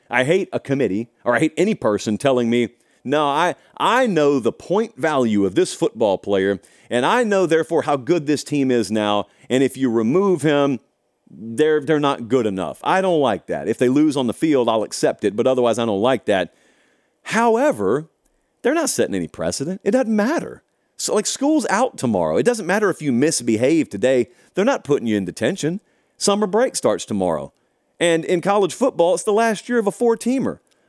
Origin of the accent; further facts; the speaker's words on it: the South, United States; but of course I grew up in the South, so I know some of you will disagree